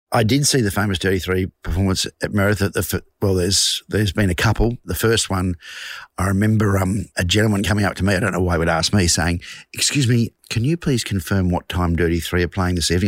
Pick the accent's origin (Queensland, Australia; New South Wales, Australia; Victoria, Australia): Victoria, Australia; Glenroy; I am a singer from Glenroy.